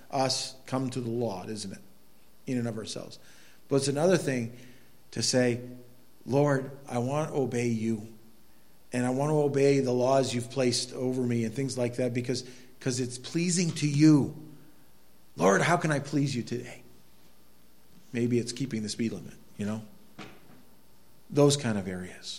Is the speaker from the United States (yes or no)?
yes; United States; I think as an American especially, we live in a world where we talk, you know, our country